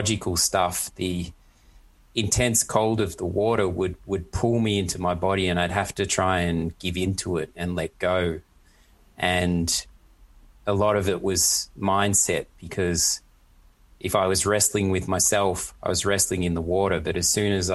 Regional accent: Australia; now in Germany; an Aussie who's used to heat and stuff

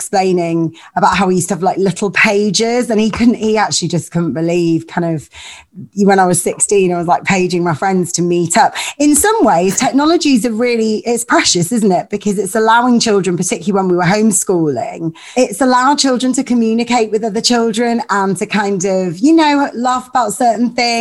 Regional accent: Leeds, Yorkshire and the Humber, United Kingdom; My parents are both Greek Cypriot. They met at university and then I grew up in Leeds

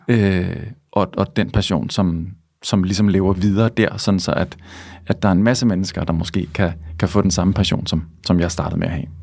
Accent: Svendborg, Southern Denmark, Denmark; now in Copenhagen, Denmark; jeg er fra Svendborg, og så da jeg flyttede til København

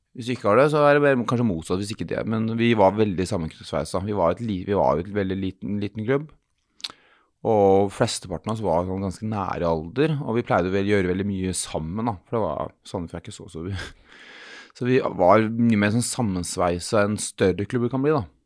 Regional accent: Sandefjord, Vestfold, Norway; jeg er fra Sandefjord

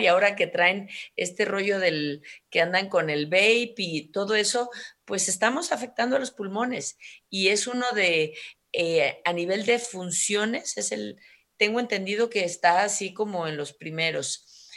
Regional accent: Mexico; como mexicana

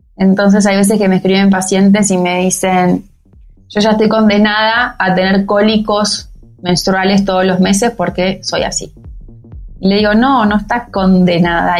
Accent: Argentina; venimos de Argentina

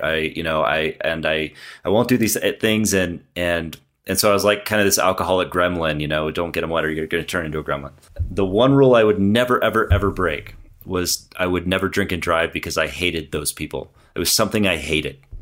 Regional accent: San Clemente, California, United States; moved away as an adult; now in Broomfield, United States; I came from San Clemente down in Southern California, uh, way down by the beach. And I lived there my whole life

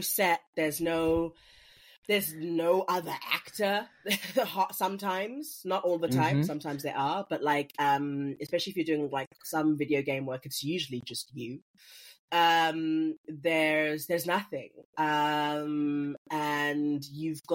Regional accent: Port Elizabeth, Eastern Cape, South Africa; also born or lived in Mpumalanga; I grew up in Port Elizabeth, mainly

